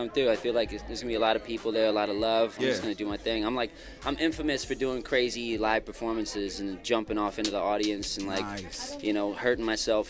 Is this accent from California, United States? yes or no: no; Salt Lake City, Utah, United States; also born or lived in Johannesburg, South Africa; But I'm from Salt Lake City. I grew up in Salt Lake City, surrounding areas like West Valley, you know, different places out there. But I was born in Johannesburg, South Africa.